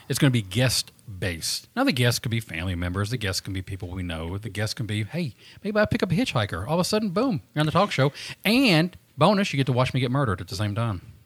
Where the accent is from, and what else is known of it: Southern America, United States; accent: Southern